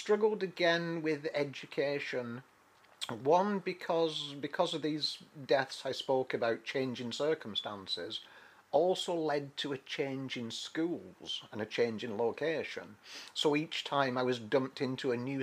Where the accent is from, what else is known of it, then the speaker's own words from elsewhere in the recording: Manchester, North West England, United Kingdom; moved away as an adult; also born or lived in Europe; UK. It was in the northwest of the UK. Manchester-ish. It's a huge, big region. We were on the outskirts of the city.